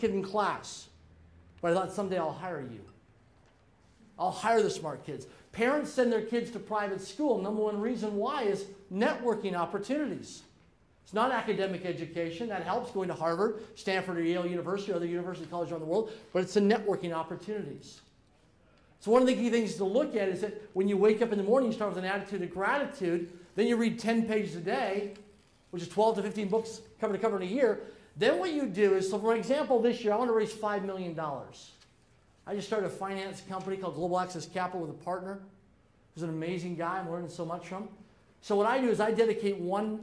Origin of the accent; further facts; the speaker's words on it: Prince Albert, Saskatchewan, Canada; I'm from Prince, Saskatchewan, Canada